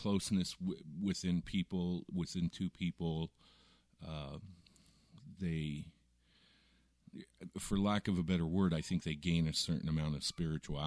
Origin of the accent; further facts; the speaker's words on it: Southwest Iowa, United States; I grew up in Iowa, Southwest